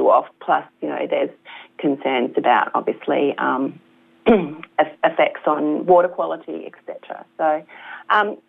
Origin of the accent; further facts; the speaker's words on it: Meekatharra, Western Australia, Australia; moved away as an adult; now in Victoria, Australia; I was born in Meekatharra, in the middle of nowhere.